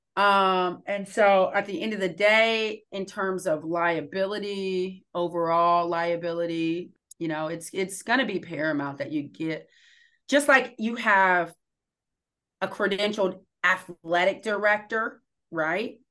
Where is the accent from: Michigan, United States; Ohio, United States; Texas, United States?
Ohio, United States; Columbus; moved away as an adult; also born or lived in Akron, Ohio; now in Portland, United States; I'm from Columbus, Ohio